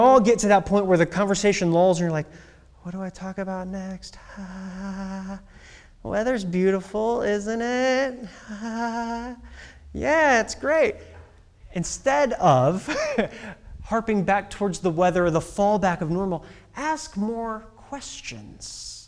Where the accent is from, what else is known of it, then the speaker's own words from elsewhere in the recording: Midwest, United States; Oh, I'm from the Midwest.